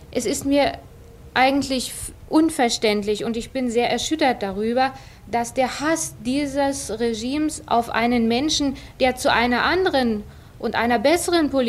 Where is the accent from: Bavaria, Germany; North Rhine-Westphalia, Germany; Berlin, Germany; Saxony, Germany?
Berlin, Germany; Und die dritte Sache, ich bin eine Berlinerin. Ich kenne genau die örtlichen, geografischen und auch die politischen Verhältnisse zwischen den einzelnen Sektoren